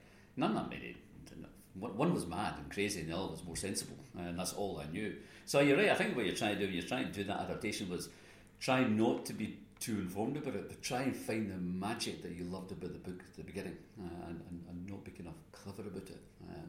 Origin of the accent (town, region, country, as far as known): Scotland, United Kingdom